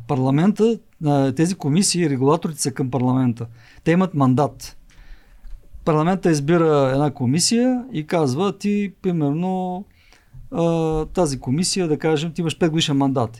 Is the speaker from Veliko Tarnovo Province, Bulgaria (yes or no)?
yes; Svishtov, Veliko Tarnovo Province, Bulgaria; moved away; аз самия съм роден от провинцията и моят, град, моят роден град Свищов